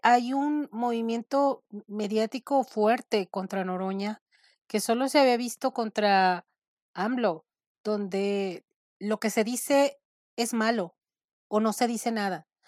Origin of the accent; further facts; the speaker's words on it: Nayarit, Mexico; now in Phoenix, United States; Yo soy mexicana del estado de Nayarit. Hace mucho tiempo vivo en Estados Unidos, en Phoenix